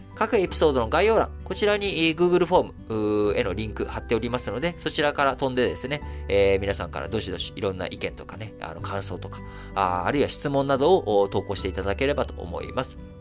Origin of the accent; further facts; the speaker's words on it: Japan; 生まれも育ちも日本なので